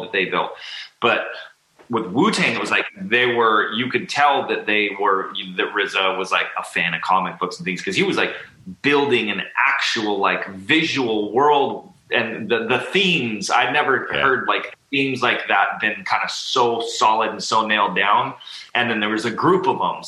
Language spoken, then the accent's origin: English; Huntington Beach, California, United States; I grew up like in the surf and skate culture growing up in Huntington Beach